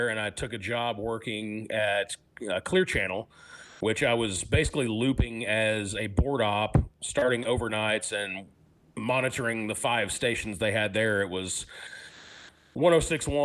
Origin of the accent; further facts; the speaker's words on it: Mansfield, Texas, United States; now in Arlington, United States; I grew up in Mansfield. My parents still live there, but I live in Arlington now